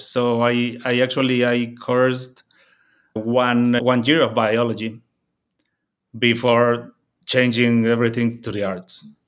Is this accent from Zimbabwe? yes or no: no; Puebla, Mexico; moved away as an adult; also born or lived in Mexico City; now in Chicago, United States; I grew up in a smaller town called Puebla